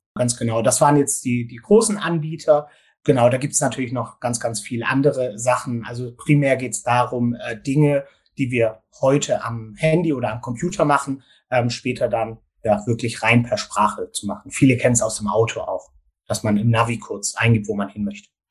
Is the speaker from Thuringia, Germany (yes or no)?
no; Gärtringen, Baden-Württemberg, Germany; ich komme aus dem Großraum Stuttgart, sage ich jetzt mal, also aus äh, dem schönen Gärtringen